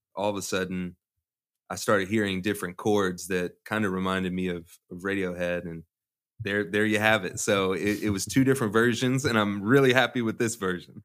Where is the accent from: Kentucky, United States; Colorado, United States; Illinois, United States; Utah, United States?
Kentucky, United States; Louisville; I'm from Louisville, so I, I went to Atherton